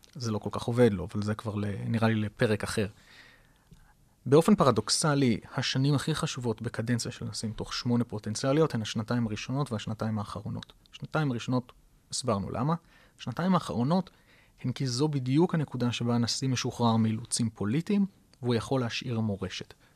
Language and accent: Hebrew; Israel; לנו כישראלים